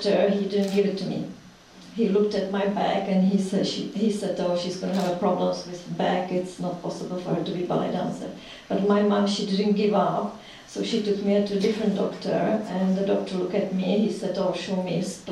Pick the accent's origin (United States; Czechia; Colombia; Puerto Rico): Czechia; Prague; English is a second language; moved away as an adult; now in London, United Kingdom; I was born in the Czech Republic. Well, it was Czechoslovakia before. I was born in Prague.